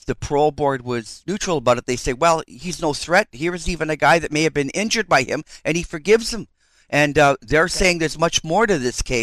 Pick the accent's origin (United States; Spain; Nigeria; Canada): Canada; I'm a Canadian